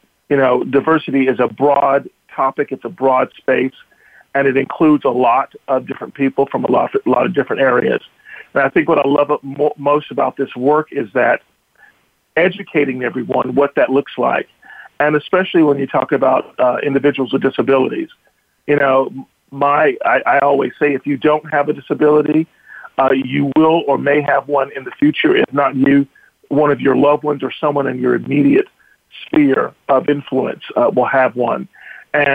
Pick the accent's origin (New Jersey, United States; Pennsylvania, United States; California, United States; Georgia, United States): Georgia, United States; I am originally from Georgia, grew up as a military brat, so my father traveled all over the world, ended up at home in Georgia.